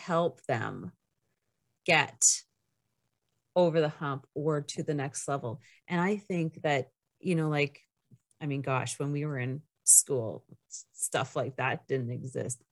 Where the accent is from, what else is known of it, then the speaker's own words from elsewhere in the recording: Canada; I'm Canadian